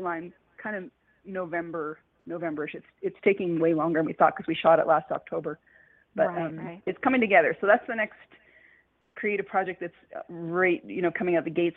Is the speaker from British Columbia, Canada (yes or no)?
no; Calgary, Alberta, Canada; my hometown of Calgary, Alberta